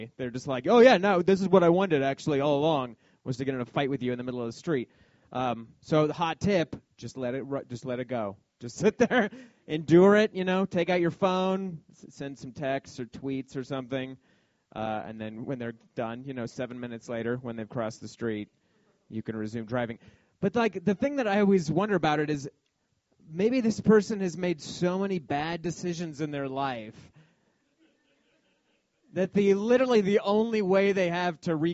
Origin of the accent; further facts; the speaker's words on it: Denver, Colorado, United States; I grew up in Denver